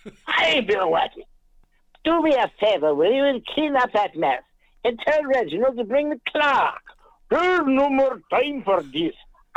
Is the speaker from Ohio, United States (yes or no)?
no; Washington, District of Columbia, United States; now in West Coast, United States; if you're asking where I was raised, correct. from Washington, D.C.